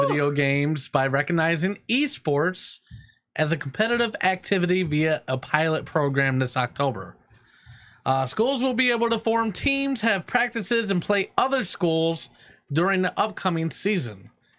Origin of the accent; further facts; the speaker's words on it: Kenya; I'm from Kenya.